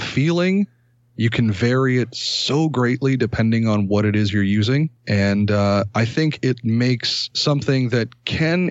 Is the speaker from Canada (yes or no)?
yes; Ontario, Canada; also born or lived in Toronto; a Canadian content creator